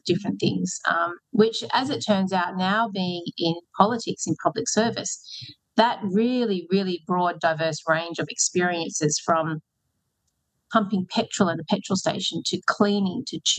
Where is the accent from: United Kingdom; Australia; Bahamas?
Australia; Newcastle, New South Wales; moved away as an adult; also born or lived in Sydney, Australia; now in Western Sydney, Australia; I moved to Western Sydney when I married Mark, who's a Western Sydney boy. And I came originally from Newcastle, and I came to Sydney to go to university.